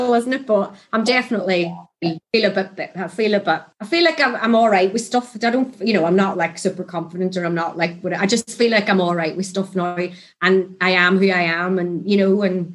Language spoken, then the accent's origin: English; Northern Ireland, United Kingdom; moved away as an adult; I come over from Ireland